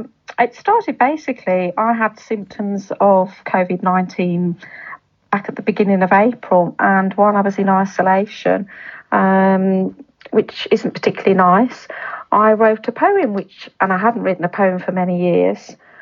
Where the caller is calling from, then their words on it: Cannock, West Midlands, United Kingdom; I live in the in Staffordshire, in Cannock, a little town called Cannock in Staffordshire.